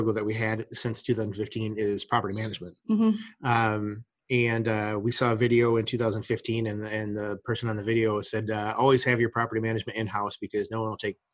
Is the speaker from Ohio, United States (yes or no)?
yes; Ohio, United States; moved away; also born or lived in Phoenix, Arizona; this is where I was born and raised. I was born in Ohio, and so it was coming home for me